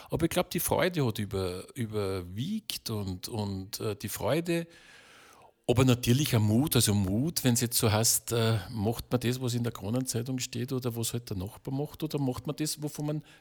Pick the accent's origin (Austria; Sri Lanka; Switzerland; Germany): Austria; Lower Austria; weil ich komme aus der Kornkammer Österreichs, also in der Schule hat man noch gelernt, dass es die Kornkammer Österreichs